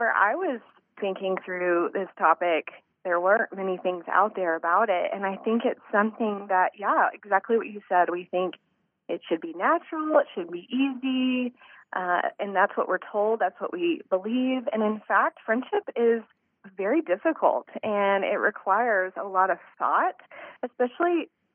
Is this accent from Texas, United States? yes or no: yes; Texas, United States; moved away; I'm from Texas, too